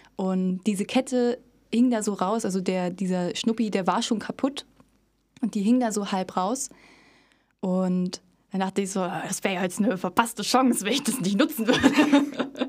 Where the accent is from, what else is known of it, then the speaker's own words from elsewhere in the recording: Cottbus, Brandenburg, Germany; Ich komme aus Cottbus. Ich bin hier schon immer gewesen. Ich komme äh, von nirgendwo anders her. Also ich war natürlich schon mal woanders, aber äh, ich bin hier quasi geboren und aufgewachsen